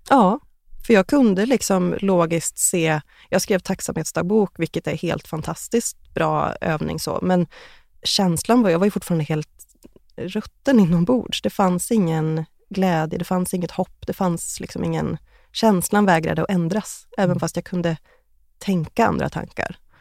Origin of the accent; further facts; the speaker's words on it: Västerås, Västmanland, Sweden; moved away as an adult; now in Trollhättan, Sweden; 2016 flyttade jag till Trollhättan från min hemstad Västerås